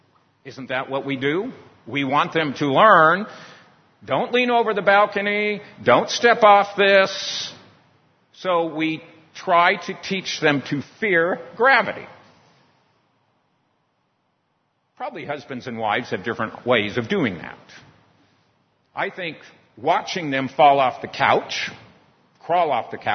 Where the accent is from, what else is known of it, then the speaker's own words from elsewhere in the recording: San Diego, California, United States; Growing up in San Diego, in California, by the beach, I spent a lot of time in the water messing around